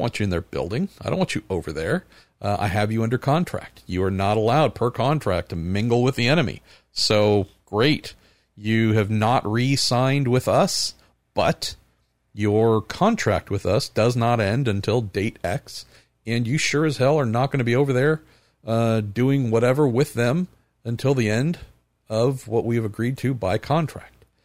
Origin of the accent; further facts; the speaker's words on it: United States; as an American